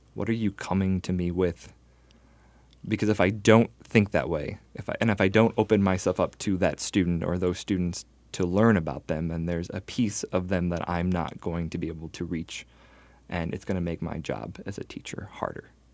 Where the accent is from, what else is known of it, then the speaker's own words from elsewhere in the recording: Northwest Indiana, United States; I grew up in Northwest Indiana from a middle-class family